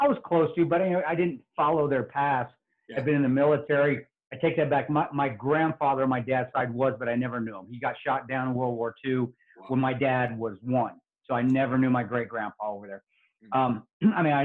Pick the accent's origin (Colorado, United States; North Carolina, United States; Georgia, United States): Colorado, United States; Alamosa; I was born in Alamosa, Colorado, and I grew up in the country